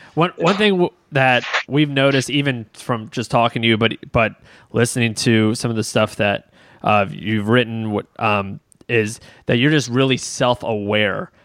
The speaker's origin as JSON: {"language": "English", "town": "Baltimore", "region": "Maryland", "country": "United States", "said": "My, my brother and I being we're we're from Baltimore. Uh, we are we lived five minutes outside Baltimore City"}